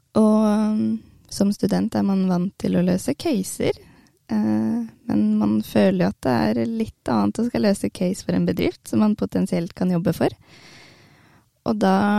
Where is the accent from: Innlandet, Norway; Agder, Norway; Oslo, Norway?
Innlandet, Norway; Hamar; Jeg er jo fra Hamar og bor på Hamar